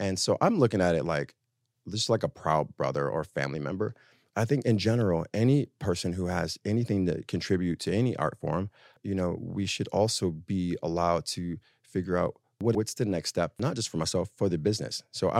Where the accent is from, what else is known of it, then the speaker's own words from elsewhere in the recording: Harlem, New York, United States; So I'm always in France. But I'm from Harlem.